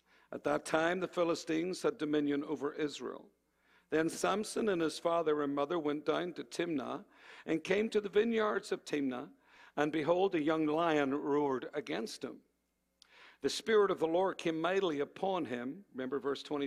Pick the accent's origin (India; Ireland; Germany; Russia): Ireland; moved away; I come from Ireland